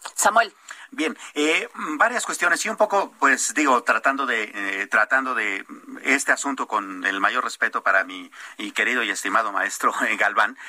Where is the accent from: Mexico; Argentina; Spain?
Mexico; como mexicanos